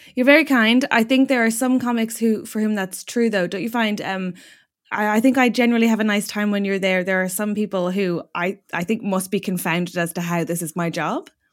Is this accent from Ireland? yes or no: yes; Ireland; now in United Kingdom; being an Irish person in the U K